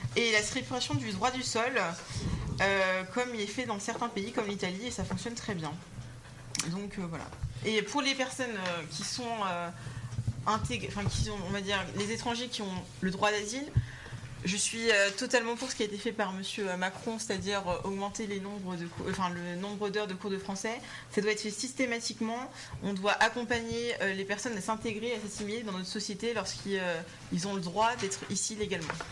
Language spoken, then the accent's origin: French; Nantes, Pays de la Loire, France; je suis nantaise